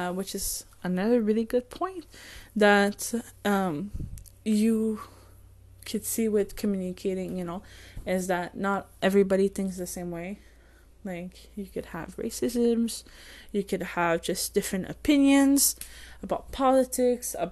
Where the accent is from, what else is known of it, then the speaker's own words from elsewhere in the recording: France; English is a second language; I'm French and English is not my first language